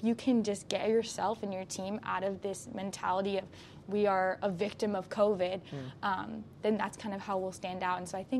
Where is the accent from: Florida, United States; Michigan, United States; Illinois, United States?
Florida, United States; now in Walla Walla, United States; And I came from Florida, which is very diverse, and then I came up here to Walla Walla